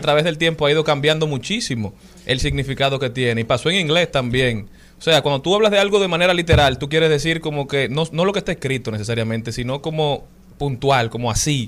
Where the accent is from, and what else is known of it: Dominican Republic